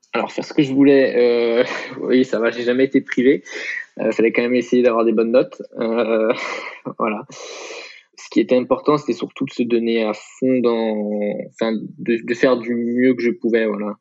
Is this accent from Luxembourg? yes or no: no; Troyes, Grand Est, France; now in Aix-en-Provence, France; en Champagne-Ardenne, voilà, tout simplement, dans le département de l'Aube et la ville de Troyes